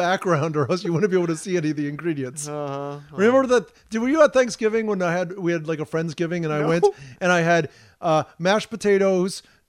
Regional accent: Los Angeles, California, United States; I grew up in East LA.

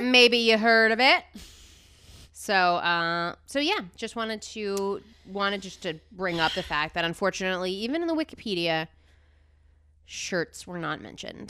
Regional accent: New Jersey, United States; growing up in New Jersey

